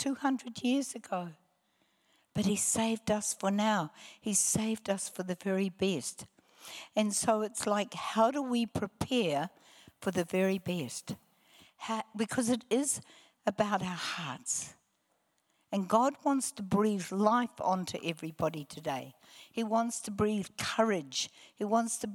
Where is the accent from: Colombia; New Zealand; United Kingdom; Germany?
New Zealand; Hamilton, Waikato; also born or lived in Palmerston North, New Zealand; I was born in Palmerston North. I was one of three children. I have no or little childhood memory under the age of 9. And at 9, we shifted to Hamilton